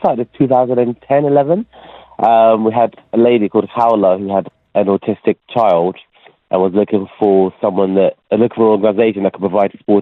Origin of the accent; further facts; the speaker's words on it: Ghana; moved away; I was born in Ghana